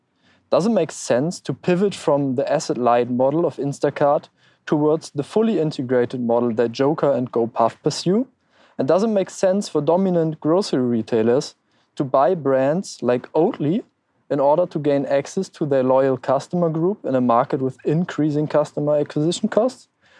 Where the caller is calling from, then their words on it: Lisbon, Portugal; English is a second language; I'm …, 25, and I'm calling you from Lisbon, although I'm originally from your wife's home country, as you probably hear.